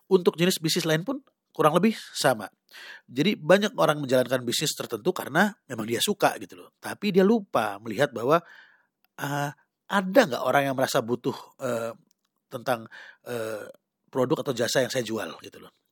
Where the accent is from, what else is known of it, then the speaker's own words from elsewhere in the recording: Sumatra, Indonesia; Nah, saya pribadi sebagai orang Sumatera gitu loh, eh, saya suka makan pempek.